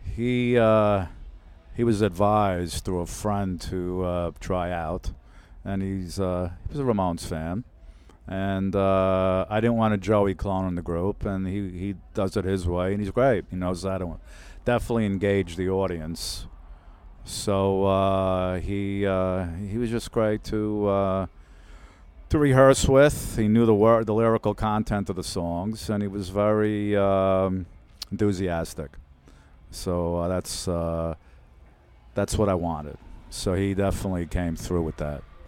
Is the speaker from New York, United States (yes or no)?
yes; Brooklyn, New York, United States; living in Brooklyn, growing up in Brooklyn